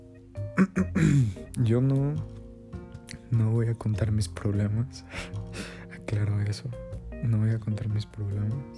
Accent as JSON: {"language": "Spanish", "region": "State of Mexico", "country": "Mexico", "said": "yo soy del Estado de México"}